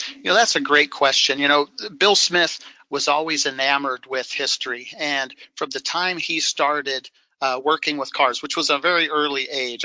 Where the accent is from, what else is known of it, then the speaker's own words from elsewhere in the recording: Sioux Falls, South Dakota, United States; as a boy growing up in Sioux Falls, South Dakota